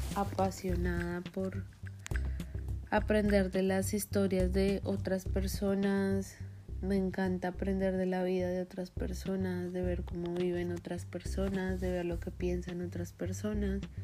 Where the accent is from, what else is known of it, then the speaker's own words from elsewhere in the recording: Colombia; moved away as an adult; now in United States; yo soy de Colombia